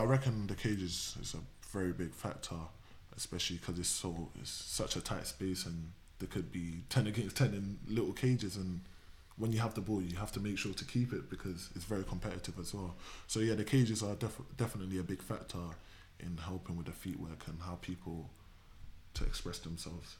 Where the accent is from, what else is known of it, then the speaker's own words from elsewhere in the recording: Reading, South East England, United Kingdom; growing up in Reading